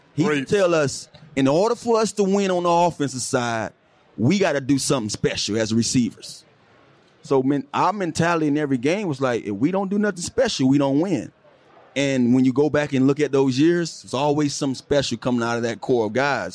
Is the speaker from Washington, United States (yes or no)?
no; Miami, Florida, United States; moved away as an adult; I'm from Miami, I'm just like Trail. We both from Miami.